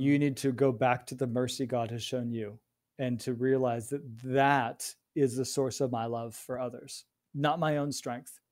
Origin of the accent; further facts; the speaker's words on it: Chicago, Illinois, United States; I grew up in Chicago